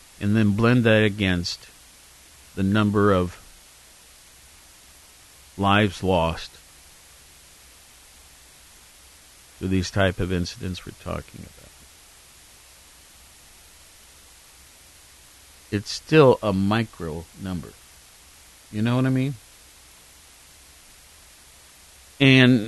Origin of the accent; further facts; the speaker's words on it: Worthington, Ohio, United States; also born or lived in Norfolk, Virginia; now in Athens, Ohio; my hometown of Worthington